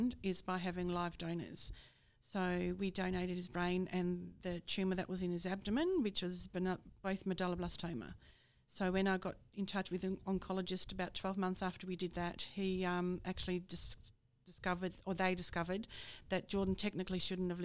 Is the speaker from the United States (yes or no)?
no; Netherlands; now in Australia; I'm from Holland, so I'm Dutch